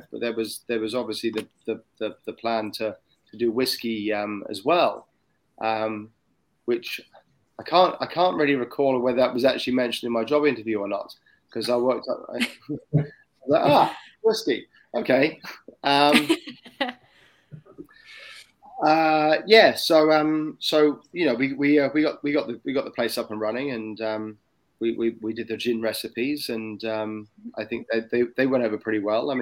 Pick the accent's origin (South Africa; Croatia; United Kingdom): United Kingdom; England; moved away as an adult; now in Sydney, Australia; as an Englishman